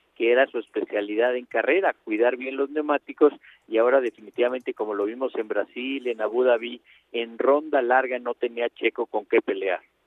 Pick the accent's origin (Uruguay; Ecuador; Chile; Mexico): Mexico; como mexicano